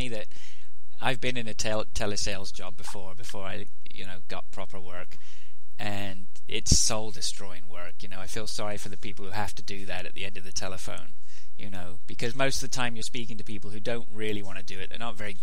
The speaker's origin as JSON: {"language": "English", "region": "England", "country": "United Kingdom", "moved": "yes", "lives_now": "Canada", "said": "being English and reserved, you know, when I first moved over"}